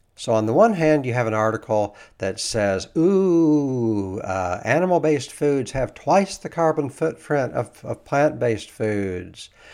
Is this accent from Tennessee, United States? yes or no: no; Kentucky, United States; I grew up in Kentucky.